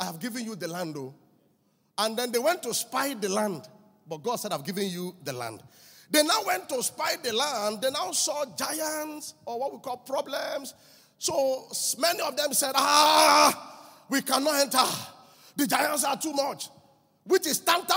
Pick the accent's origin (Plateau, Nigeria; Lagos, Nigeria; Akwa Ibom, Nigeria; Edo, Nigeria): Lagos, Nigeria; Mile 2 Estate; I grew up with him in Mile 2 Estate